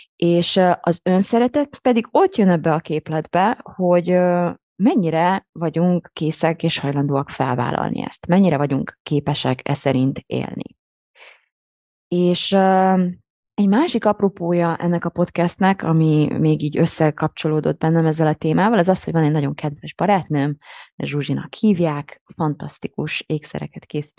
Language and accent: Hungarian; Hungary; akik így magyar identitással élünk